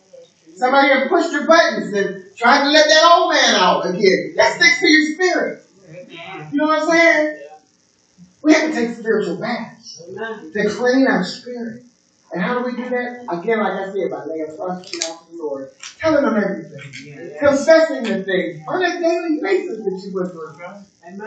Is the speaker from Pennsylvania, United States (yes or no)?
yes; Pittsburgh, Pennsylvania, United States; in Pittsburgh, we was a city in the, amongst the woods. There's lots of woods and mountains. In my hometown.